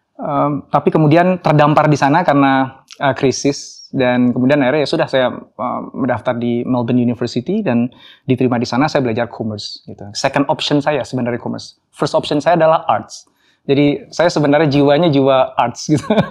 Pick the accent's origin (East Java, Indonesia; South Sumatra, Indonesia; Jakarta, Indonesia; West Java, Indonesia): Jakarta, Indonesia; also born or lived in Solo / Yogyakarta; Saya lahir di Solo. Um, um, tapi hanya enam bulan. Setelah itu saya pindah ke Jogja. Ibu saya orang Solo, bapak saya orang Jogja. Saya tinggal hanya sampai umur satu tahun di Jogja, kemudian saya um, besar di Jakarta